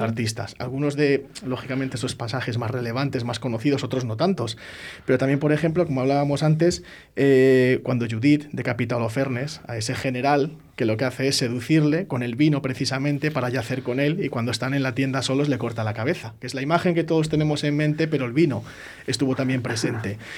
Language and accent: Spanish; Medina del Campo, Castile and León, Spain; Medina del Campo, de donde yo soy